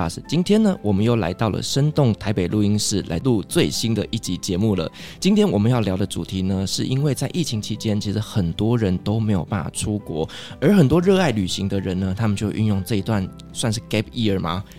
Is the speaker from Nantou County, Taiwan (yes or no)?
no; Kaohsiung, Taiwan; 没错，就跟我的家乡一样，是一个充满爱与温度的地方。